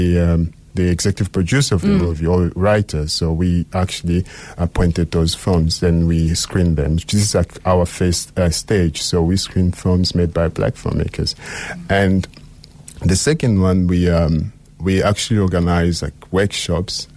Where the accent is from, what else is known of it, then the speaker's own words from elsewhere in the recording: Likasi, Haut-Katanga, DR Congo; now in Cape Town, South Africa; I'm from DRC in a very small town called Likasi. So it's on the south of the country.